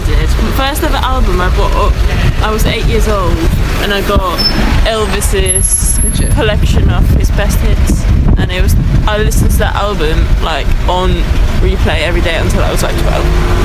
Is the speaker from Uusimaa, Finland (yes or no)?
no; Oulu, North Ostrobothnia, Finland; I'm from Oulu